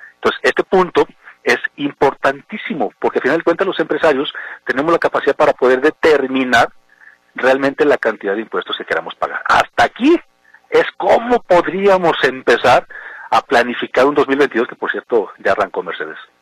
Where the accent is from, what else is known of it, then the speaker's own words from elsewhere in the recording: Mexico; nosotros como mexicanos